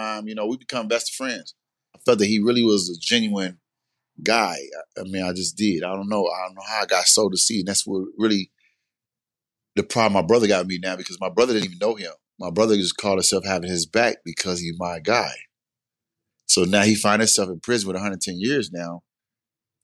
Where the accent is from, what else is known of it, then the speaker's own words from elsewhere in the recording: Los Angeles, California, United States; moved away; also born or lived in Chicago; I grew up in Los Angeles, myself and my three siblings